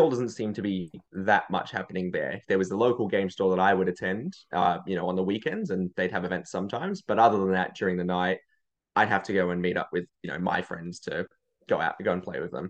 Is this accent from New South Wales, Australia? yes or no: yes; Sydney, New South Wales, Australia; moved away as an adult; now in Canberra, Australia; originally I was from Sydney